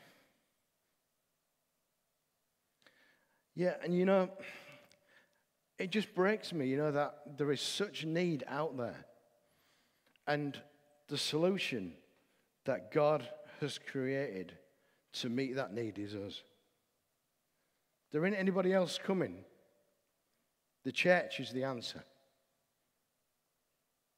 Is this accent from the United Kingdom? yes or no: yes; the north of England, United Kingdom; I'm a Northerner